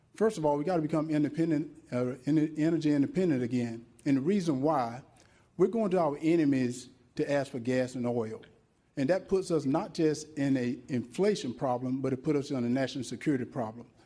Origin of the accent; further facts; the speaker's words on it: Wrightsville, Georgia, United States; born and raised in Wrightsville, Georgia